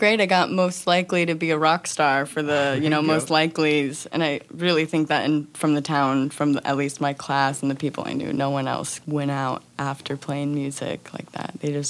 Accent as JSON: {"language": "English", "town": "Independence", "region": "Missouri", "country": "United States", "tie": "born or raised there", "said": "I grew up in Independence, Missouri. It's right outside of Kansas City."}